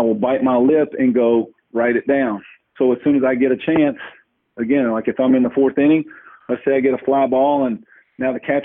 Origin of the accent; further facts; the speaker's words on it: Louisville, Kentucky, United States; I'm from Louisville